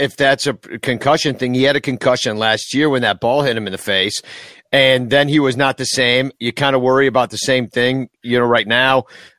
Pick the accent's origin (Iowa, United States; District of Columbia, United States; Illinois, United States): Iowa, United States; I am from Iowa. Des Moines isn't that bad.